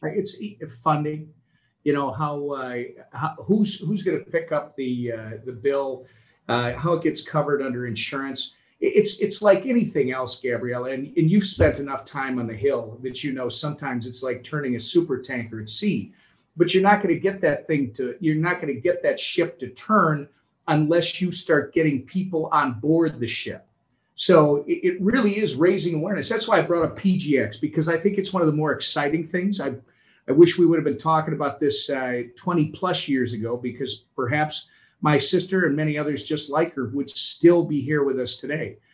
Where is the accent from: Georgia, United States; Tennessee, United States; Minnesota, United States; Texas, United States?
Minnesota, United States; here in my home state of Minnesota